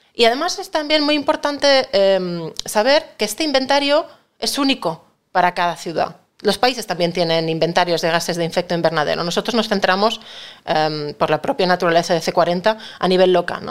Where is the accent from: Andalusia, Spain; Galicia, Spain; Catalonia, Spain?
Catalonia, Spain; now in Madrid, Spain; yo no dejo de ser una catalana afincada en Madrid, soy española